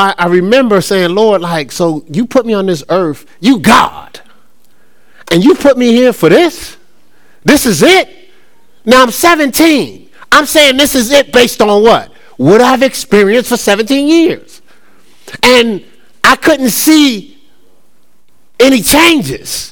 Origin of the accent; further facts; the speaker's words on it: Newark, New Jersey, United States; growing up in Newark, in Newark, New Jersey.